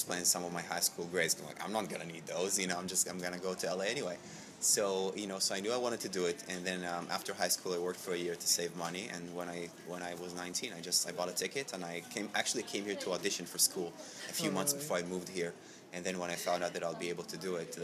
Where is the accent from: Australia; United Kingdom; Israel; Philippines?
Israel; moved away as an adult; also born or lived in New York; now in Los Angeles, United States; growing up in Israel